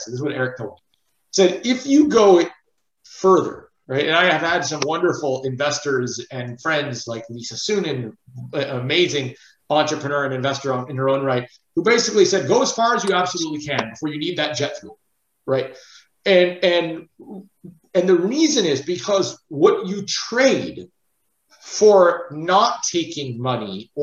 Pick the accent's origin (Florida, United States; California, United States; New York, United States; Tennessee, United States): California, United States; Los Angeles; I grew up in Los Angeles. I grew up in Hollywood